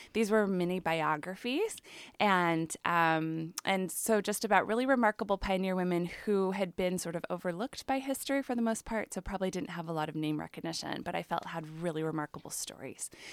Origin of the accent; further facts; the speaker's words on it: Chicago, Illinois, United States; moved away as an adult; now in Oregon, United States; I grew up in the Chicago area